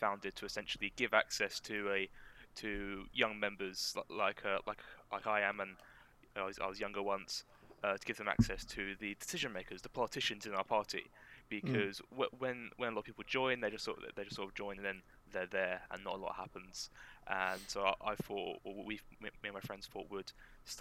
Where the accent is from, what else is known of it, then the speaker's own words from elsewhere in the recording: Dartford, South East England, United Kingdom; I'm from Dartford, so I joined the Dartford Association